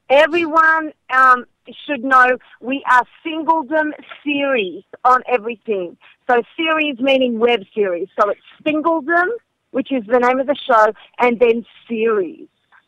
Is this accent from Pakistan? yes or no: no; Melbourne, Victoria, Australia; moved away as an adult; now in Philadelphia, United States; I grew up and lived in Melbourne, Australia for most of my life. I now live in Philadelphia, so it's Melbadelphia.